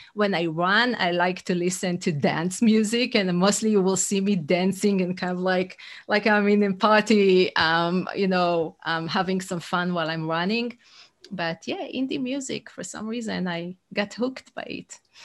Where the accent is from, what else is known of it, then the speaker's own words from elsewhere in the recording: Israel; English is a second language; moved away as an adult; now in United States; I'm originally from Israel, but fifteen years in the U S.